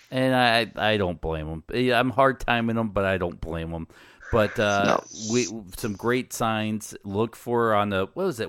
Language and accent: English; United States; as an American does